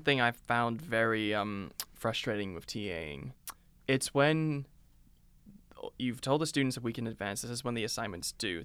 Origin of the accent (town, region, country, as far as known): United Kingdom